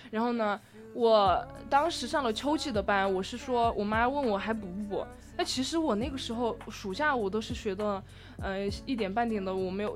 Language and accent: Chinese; Sichuan, China; accent: Sichuanese; 用我们四川话